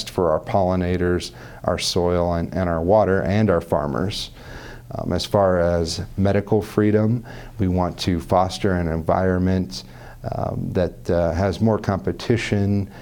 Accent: Des Moines, Iowa, United States; I was born and raised and educated in Des Moines, Iowa

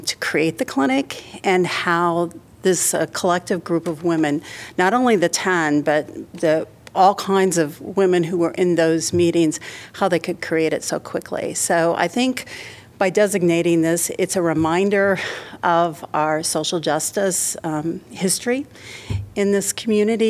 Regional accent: Iowa City, Iowa, United States; I grew up in Iowa City

